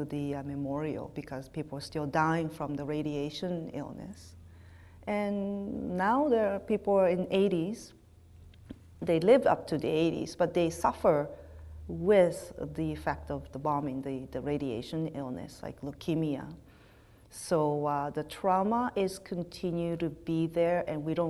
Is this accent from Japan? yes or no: yes; Nagasaki, Japan; moved away as an adult; now in Winnipeg, Canada; I'm from Nagasaki, growing up in Japan